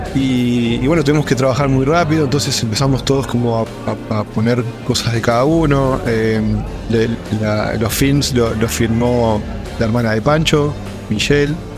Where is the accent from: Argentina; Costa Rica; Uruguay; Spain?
Uruguay; also born or lived in Dubai; now in Hamburg, Germany; yo de Uruguay